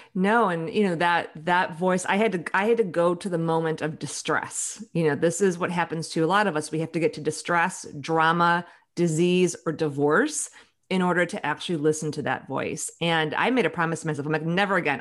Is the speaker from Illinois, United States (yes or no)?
yes; Chicago, Illinois, United States; now in Seattle, United States; I grew up in Chicago